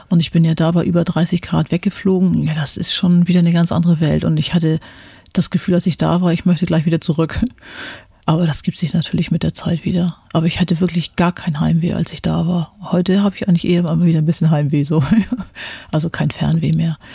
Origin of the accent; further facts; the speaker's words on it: Germany; Da hatte ich immer so als Deutsche, na, wenn das jetzt nicht mal irgendwie ein Hintergrund ist